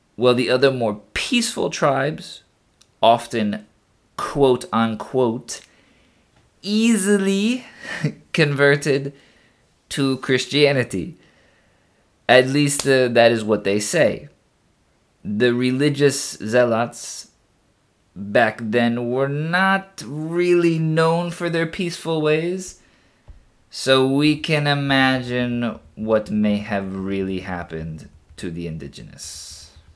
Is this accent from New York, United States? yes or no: no; Texas, United States; my home state